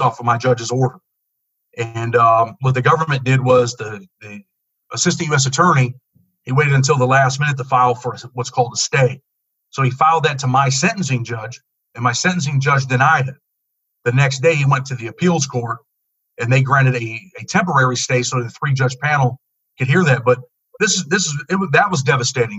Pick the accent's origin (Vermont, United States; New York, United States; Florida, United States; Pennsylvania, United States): New York, United States; Rochester; I grew up in um, Rochester, New York, in the inner city